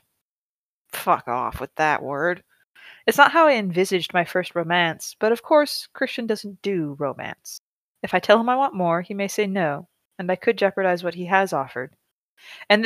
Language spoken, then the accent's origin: English; United States; as an American